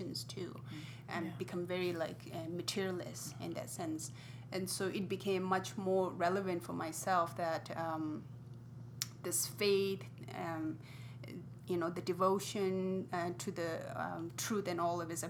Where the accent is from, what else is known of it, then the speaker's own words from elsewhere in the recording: India; also born or lived in Tibet; now in United States; brought up in India